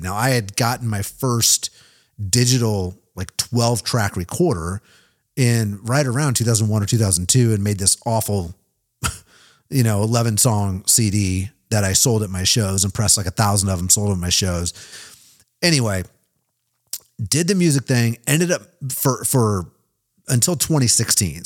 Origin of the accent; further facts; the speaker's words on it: Kansas City, Missouri, United States; moved away as an adult; also born or lived in Nashville, Tennessee; now in Kansas City, United States; Kansas City, my hometown.